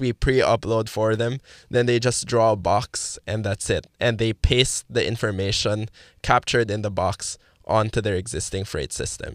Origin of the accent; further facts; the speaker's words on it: Manila, Metro Manila, Philippines; moved away; I'm from the, the Philippines, specifically in Manila. Came from an all dudes high school